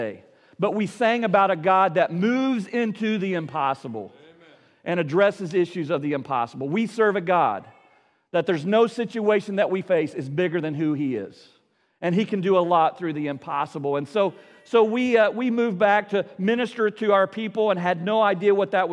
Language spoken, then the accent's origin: English; Appalachia, United States; I come from Appalachia.